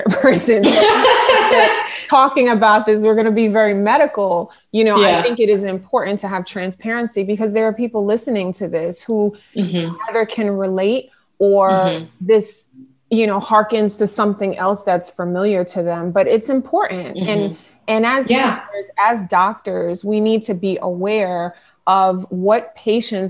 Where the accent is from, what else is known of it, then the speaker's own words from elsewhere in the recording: United States; I was raised in America, born and raised in America, but pretty much raised in a household I might as well have been in Haiti, which is where my family is from